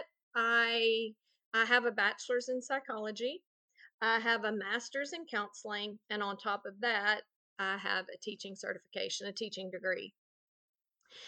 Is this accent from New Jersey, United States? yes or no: no; Texas, United States; now in Louisiana, United States; I'm from Louisiana. I did grow up in Texas, but I've been in Louisiana for 30 years